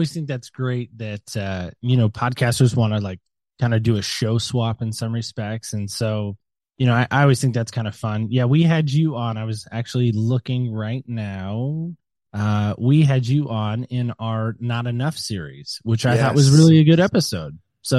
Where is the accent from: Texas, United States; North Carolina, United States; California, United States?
North Carolina, United States; Camp Lejeune; born there; I was born in Camp Lejeune, North Carolina. It's a military base.